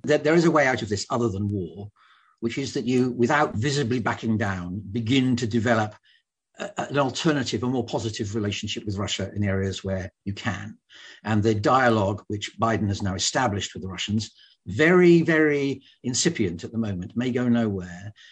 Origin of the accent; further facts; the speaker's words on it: United Kingdom; I'm a Brit